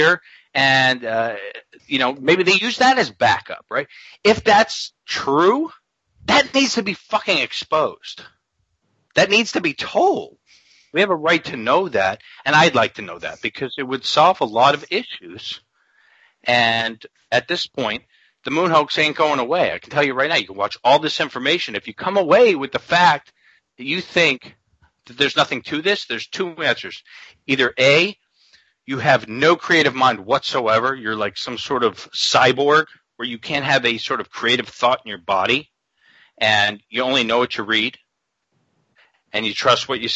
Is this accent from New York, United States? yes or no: yes; New York City, New York, United States; I'm from Queens, New York